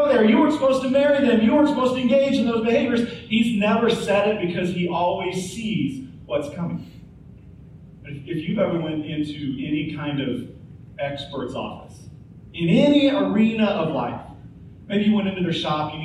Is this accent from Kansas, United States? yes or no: yes; Topeka, Kansas, United States; moved away as an adult; now in Oklahoma, United States; Angie and I, we grew up in Topeka, Kansas, and Tornado Alley, just like Tulsa